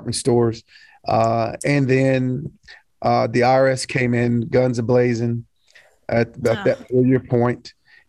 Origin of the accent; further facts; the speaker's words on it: Knoxville, Tennessee, United States; I was born and raised here in Knoxville, grew up in East Knoxville